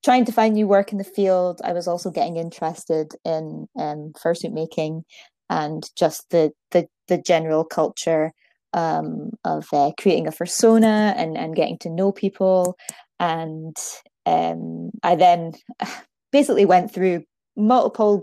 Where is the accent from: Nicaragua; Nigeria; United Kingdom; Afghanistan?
United Kingdom; Aberdeen, Scotland; accent: Scottish; now in Fife, United Kingdom; So I'm from Scotland. I'm originally from Aberdeen, but I now live in Fife.